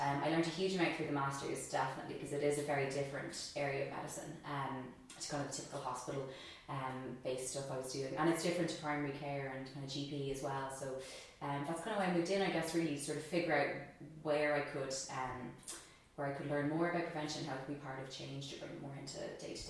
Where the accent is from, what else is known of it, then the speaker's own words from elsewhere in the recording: United States; born there; I am Irish. I was born in America, but I'm mostly Irish.